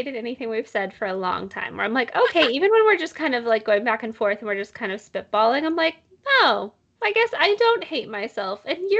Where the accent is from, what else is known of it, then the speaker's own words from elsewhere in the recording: United States; I love being American